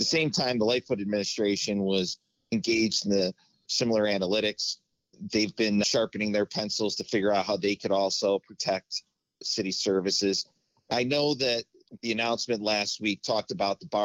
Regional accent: Lockport, Illinois, United States; I grew up in the Lockport, Joliet area

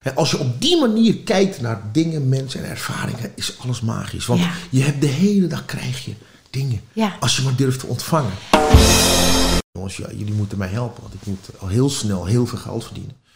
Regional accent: Amsterdam, North Holland, Netherlands; Ik ben in Amsterdam geboren

